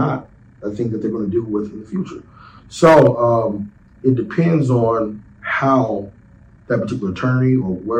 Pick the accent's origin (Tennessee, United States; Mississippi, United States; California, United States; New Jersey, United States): Mississippi, United States; Jackson; also born or lived in Indiana; I'm from Jackson, Mississippi, originally, born and raised, Southside.